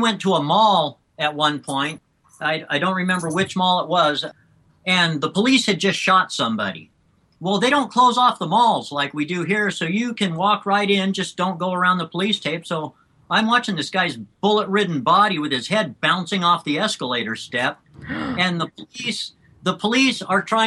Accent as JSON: {"language": "English", "country": "United States", "also_born_or_lived": "South Africa", "said": "as an American"}